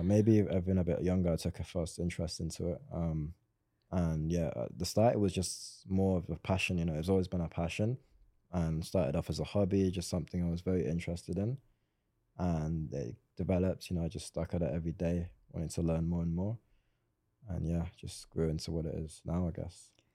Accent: Swindon, South West England, United Kingdom; I'm actually from Swindon

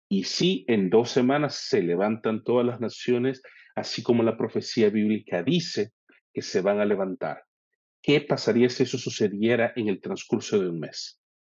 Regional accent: El Salvador; moved away as an adult; now in Canada; Yo actualmente vivo en Canadá. Carlos está y reside en El Salvador. Ambos somos salvadoreños, trabajamos juntos

